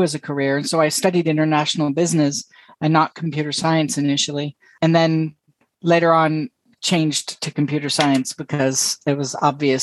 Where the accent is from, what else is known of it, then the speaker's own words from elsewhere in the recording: California, United States; moved away as an adult; also born or lived in San Francisco / Boston / Lake Tahoe / Amsterdam; I'm from California